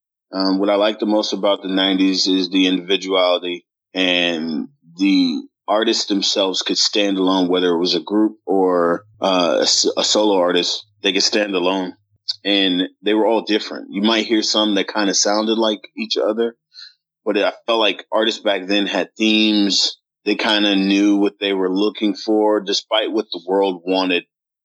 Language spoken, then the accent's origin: English; Dallas, Texas, United States; accent: Minnesota; growing up in Dallas was kind of hard as a youngster, because, you know, I've got this Minnesota accent where I just speak a little bit more proper, I guess, than most people down here are used to.